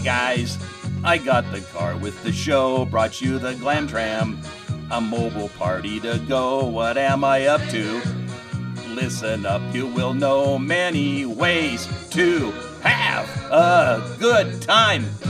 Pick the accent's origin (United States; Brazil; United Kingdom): United States; Astoria, Oregon; growing up in Astoria